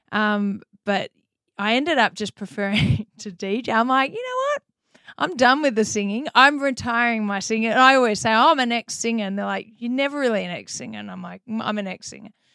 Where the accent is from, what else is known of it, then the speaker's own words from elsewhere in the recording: Melbourne, Victoria, Australia; accent: Australian; moved away as an adult; now in United States; I grew up in Melbourne, Australia